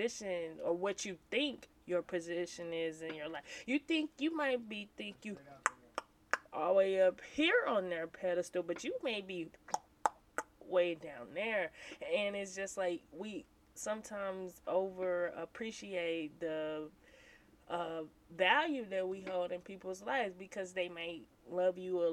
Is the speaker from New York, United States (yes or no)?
no; St. Louis, Missouri, United States; I am from St. Louis, Missouri, born and raised